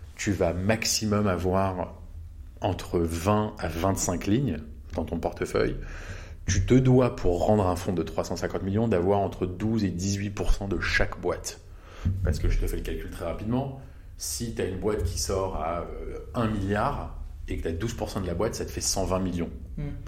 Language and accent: French; Paris, Île-de-France, France; also born or lived in Chicago, United States; je suis né à Chicago, j'ai grandi à Paris